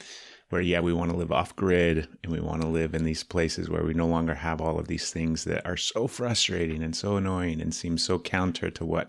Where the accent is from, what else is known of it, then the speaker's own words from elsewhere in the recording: Dallas, Texas, United States; Living in Dallas and growing up in Dallas and then going everywhere else you possibly can, right?